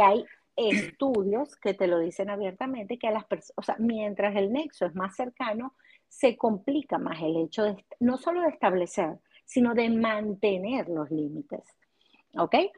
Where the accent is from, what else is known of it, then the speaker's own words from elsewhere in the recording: Venezuela; moved away as an adult; now in United States; soy psicólogo venezolana y aquí en Estados Unidos, en esta eh, segunda migración